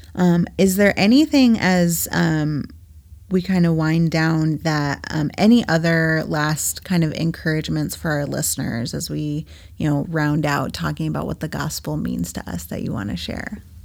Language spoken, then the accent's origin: English; New England, United States; now in Midwest, United States; I'm originally from New England, and I was home a few weeks ago visiting my parents